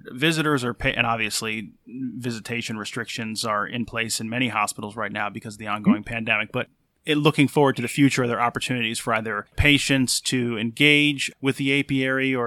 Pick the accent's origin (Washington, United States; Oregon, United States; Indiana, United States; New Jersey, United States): New Jersey, United States; Passaic; I was born in Passaic, which is in North Jersey